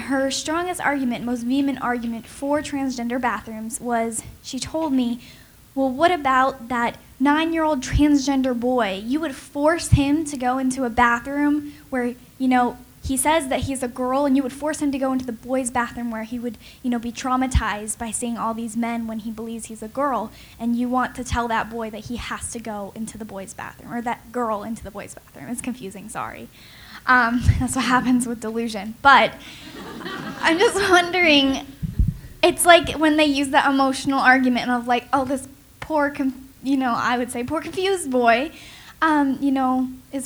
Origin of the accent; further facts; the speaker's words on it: Utah, United States; my home state of Utah